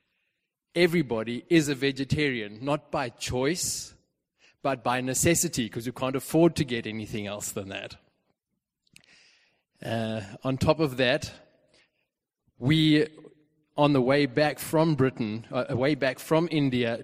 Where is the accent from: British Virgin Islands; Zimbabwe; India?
Zimbabwe; moved away; Where do I come from? Zimbabwe, formerly Rhodesia